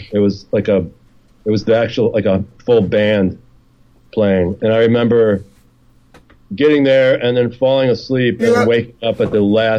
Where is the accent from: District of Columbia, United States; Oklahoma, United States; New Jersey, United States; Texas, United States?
New Jersey, United States; Edison; New Jersey.